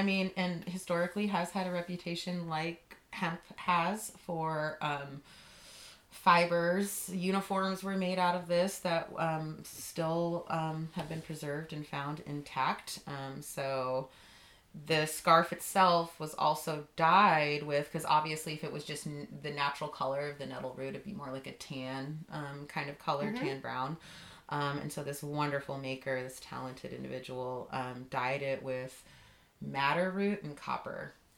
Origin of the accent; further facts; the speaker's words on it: East Coast, United States; And growing up on the East Coast, I did have some exposure to that green, but it was, like, so much more.